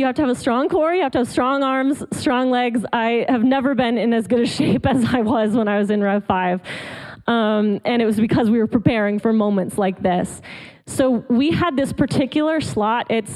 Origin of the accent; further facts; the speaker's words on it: Colorado, United States; moved away as an adult; also born or lived in Atlanta, Georgia; now in Georgia, United States; I actually lived in Colorado, where I grew up. So I'm not a Georgia native, not a Southern girl native, but I like to think of myself as a convert. I love the South, but I was raised in Colorado